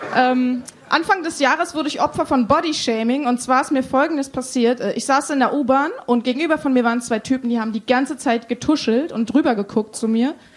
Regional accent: Berlin, Germany; ich komme aus Berlin-Neukölln ursprünglich

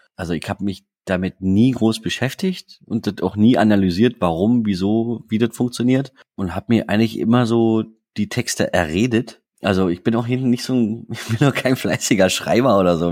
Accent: Dresden, Saxony, Germany; moved away as an adult; also born or lived in Dubna, Russia; now in Berlin, Germany; ich bin gebürtiger Dresdner. Also ich bin in Dresden geboren und als ich vier Jahre alt war, sind wir in die Sowjetunion gezogen

